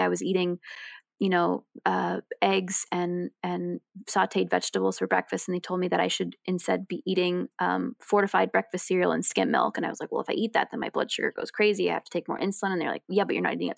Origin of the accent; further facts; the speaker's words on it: New York City, New York, United States; I grew up in New York City